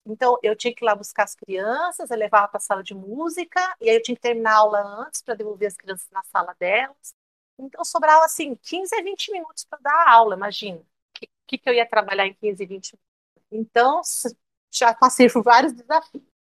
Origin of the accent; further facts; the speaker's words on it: São Paulo, Brazil; moved away as an adult; now in Cuiabá, Brazil; eu dava aula de educação musical lá em São Paulo, a cidade onde eu nasci